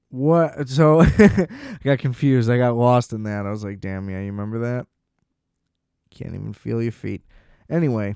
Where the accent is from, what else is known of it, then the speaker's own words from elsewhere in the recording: United States; I'm an American